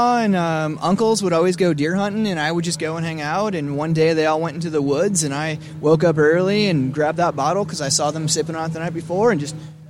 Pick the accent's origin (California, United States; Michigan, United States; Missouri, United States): Missouri, United States; St. Louis; moved away as an adult; also born or lived in Kansas City, Missouri; now in Austin, United States; we grew up in St. Louis